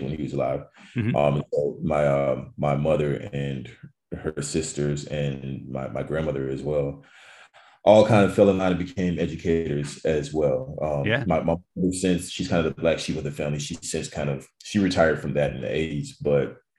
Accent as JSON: {"language": "English", "region": "North Carolina", "country": "United States", "tie": "born or raised there", "also_born_or_lived": "New York", "moved": "as an adult", "lives_now": "Los Angeles, United States", "said": "I grew up in North Carolina, and I guess that's what I consider home"}